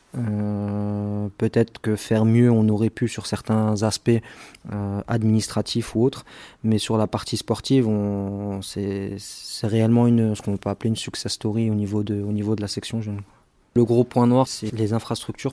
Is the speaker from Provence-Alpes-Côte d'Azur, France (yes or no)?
no; Strasbourg, Grand Est, France; moi j'ai grandi à Cronenbourg